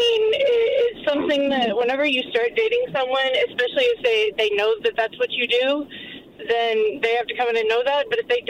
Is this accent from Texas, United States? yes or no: yes; Texas, United States; now in Denver, United States; I'm from Texas originally